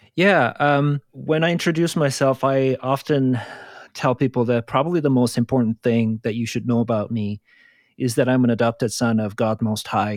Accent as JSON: {"language": "English", "country": "South Korea", "tie": "born or raised there", "moved": "yes", "said": "I grew up in South Korea"}